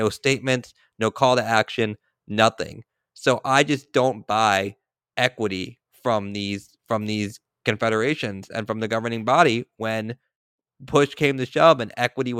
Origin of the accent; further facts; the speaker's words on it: Israel; The reason this is a personal for me is having spent some time growing up in Israel and having friends that are still over there